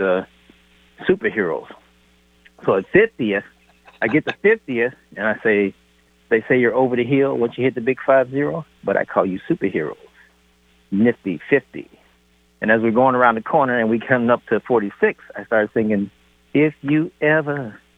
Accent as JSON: {"language": "English", "region": "Ohio", "country": "United States", "moved": "yes", "said": "First, I was in Ohio. I'm here from Ohio. And then I came here and I trained out of Hillman City Gym."}